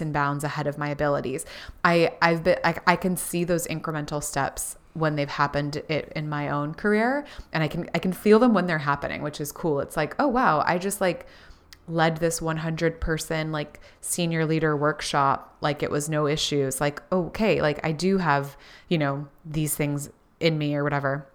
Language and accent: English; Florida, United States; we grew up in Florida